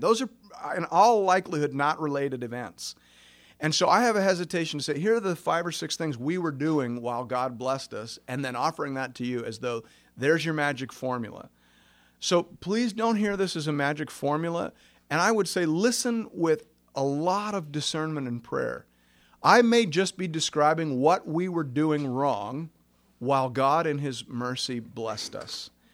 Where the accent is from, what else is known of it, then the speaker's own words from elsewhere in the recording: Kettleby, Ontario, Canada; I grew up in Kettleby, Ontario